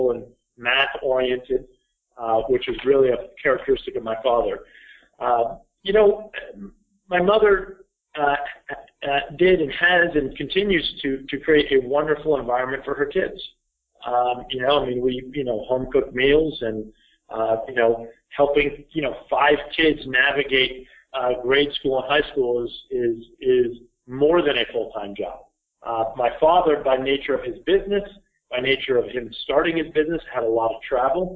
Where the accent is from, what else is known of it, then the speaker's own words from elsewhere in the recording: Burlington, Vermont, United States; I grew up here in Burlington, Vermont.